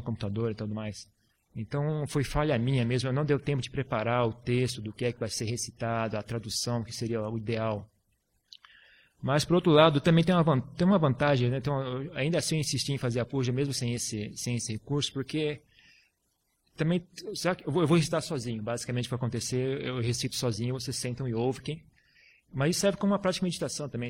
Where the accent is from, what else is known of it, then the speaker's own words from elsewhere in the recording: Brazil; moved away; eu estou muito tempo fora do Brasil, 10 anos. E meu português também, agora até que tá legal